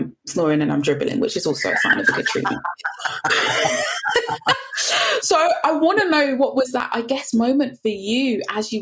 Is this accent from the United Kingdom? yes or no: yes; Fulton Heath, England, United Kingdom; I grew up in Fulton Heath. So we're slap bang across the road from the giant Tesco's in the middle of Fulton Heath.